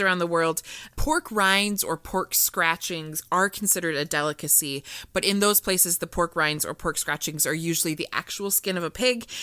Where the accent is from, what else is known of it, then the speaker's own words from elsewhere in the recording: Iowa, United States; I am from Iowa